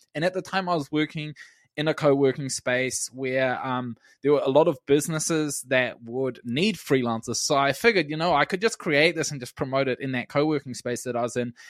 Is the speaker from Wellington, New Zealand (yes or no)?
yes; Wellington, New Zealand; my hometown in Wellington